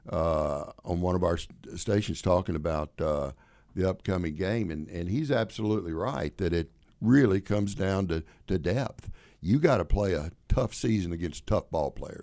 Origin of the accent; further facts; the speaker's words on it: Deep South, United States; also born or lived in New York; now in Illinois, United States; growing up in the South, particularly in the Deep South, where I did